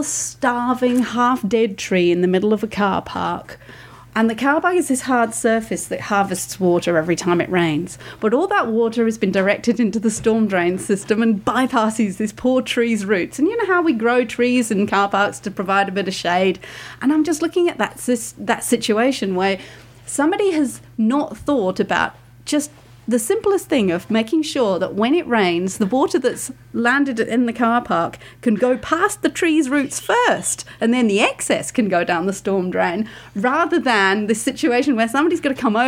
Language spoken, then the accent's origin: English; United Kingdom; now in Australia